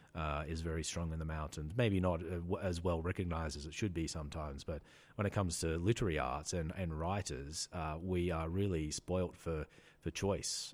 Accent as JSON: {"language": "English", "country": "Australia", "said": "I'm Australian"}